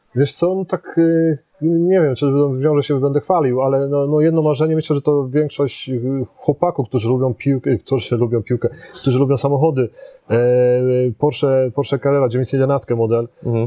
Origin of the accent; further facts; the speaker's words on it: Poznań, Greater Poland, Poland; ja jestem poznaniakiem